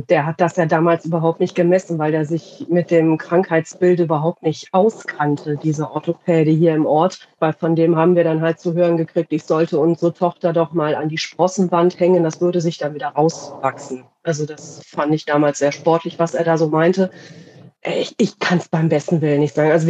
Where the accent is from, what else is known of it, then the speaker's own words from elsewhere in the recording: Radevormwald, North Rhine-Westphalia, Germany; ich komme aus Rade vom Wald, also in Nordrhein-Westfalen. Ja, ich bin äh … die Mama halt von der … bin ähm, 48, natürlich auch aus Rade vom Wald äh, in Deutschland, in NRW.